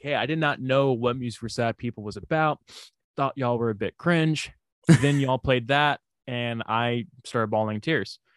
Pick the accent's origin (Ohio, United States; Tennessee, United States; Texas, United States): Texas, United States; Houston; accent: southern drawl; I am from Houston